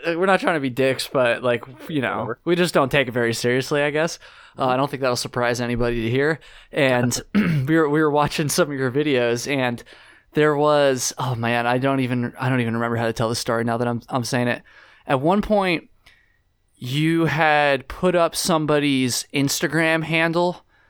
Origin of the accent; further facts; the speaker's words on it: Jericho, Vermont, United States; I grew up in Jericho